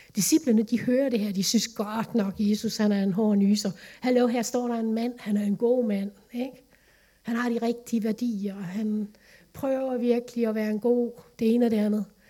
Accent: Vejle, Southern Denmark, Denmark; moved away as an adult; also born or lived in Lemvig; Vejle, min barndomsby, min familie

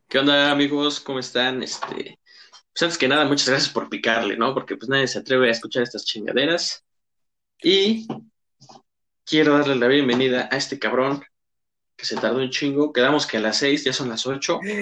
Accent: Mexico; nuestro país

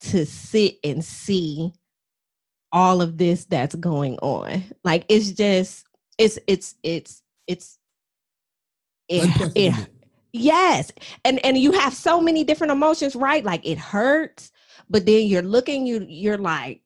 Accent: Toledo, Ohio, United States; now in Atlanta, United States; I'm originally from Toledo, Ohio. And I am currently in the Atlanta area

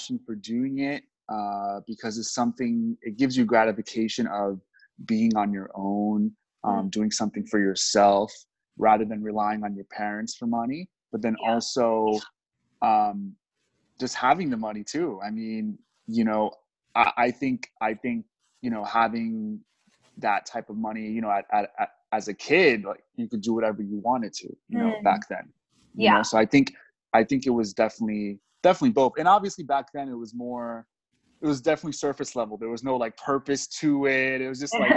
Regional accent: New York City, New York, United States; I grew up in the Bronx, which was not a really good neighborhood

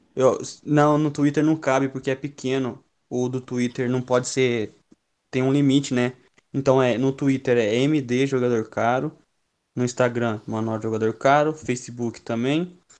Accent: Campinas, São Paulo, Brazil; Eu sou de Campinas

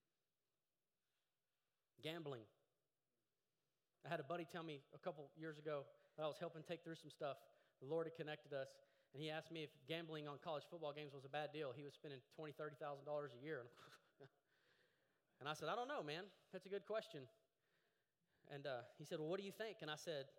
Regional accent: Llano, Texas, United States; I grew up in Llano, Texas.

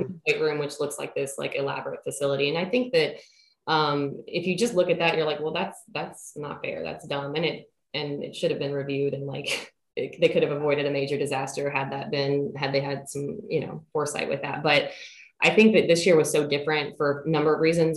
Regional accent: Central Kentucky, United States; moved away as an adult; now in Williamsburg, United States; I am originally from Central Kentucky.

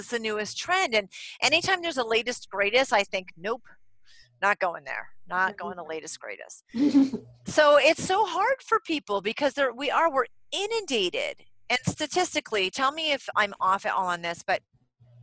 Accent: New England, United States; I'm from New England and we don't have accents

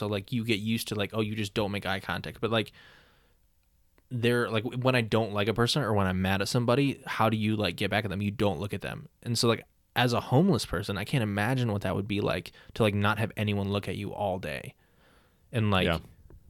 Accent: Ohio, United States; Because we're from Ohio, so like, right.

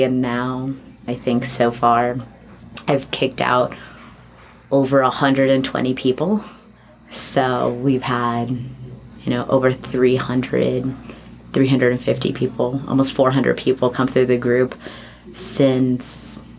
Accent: California, United States; because I was here from the Bay Area and I had a bunch of friends, three or four friends from San Francisco.

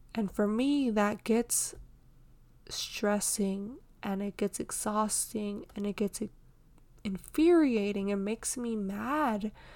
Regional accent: Houston, Texas, United States; born and raised in Houston, Texas

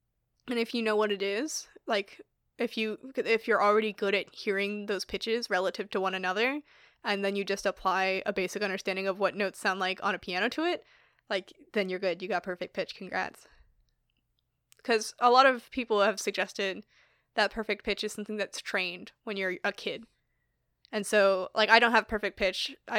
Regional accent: New York, United States; accent: Long Island; Oh, when I first went to Texas, I noticed my Long Island accent. Like, I don't really have a Long Island accent.

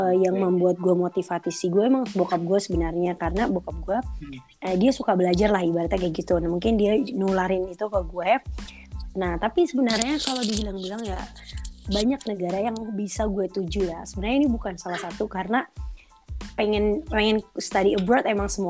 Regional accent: Bekasi, West Java, Indonesia; now in Konya, Turkey; Aku asalnya dari Bekasi, Indonesia pastinya

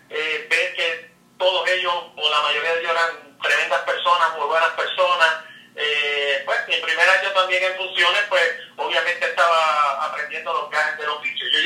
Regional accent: Mayagüez, Puerto Rico; moved away; iba a estudiar en Mayagüez, yo vivía en Mayagüez

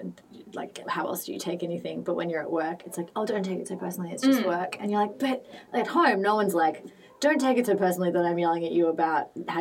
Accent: Sydney, New South Wales, Australia; I can tell I'm from Sydney and I need humidity, and my skin gets really sad as soon as I go anywhere with like no humidity in it.

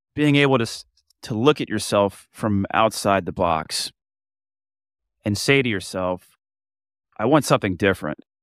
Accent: Florida, United States; moved away as an adult; I'm from Florida, but I don't live anywhere anymore besides my boat

